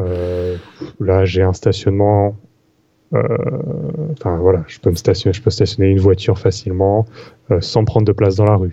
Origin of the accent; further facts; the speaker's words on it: Paris, Île-de-France, France; moved away as an adult; now in Montreal, Canada; je suis pas du Canada, donc avant j'étais parisien